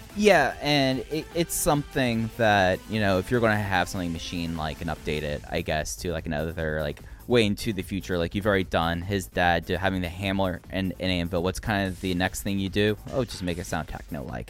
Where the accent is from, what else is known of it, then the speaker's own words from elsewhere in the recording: Dallas, Texas, United States; growing up in Dallas Fort Worth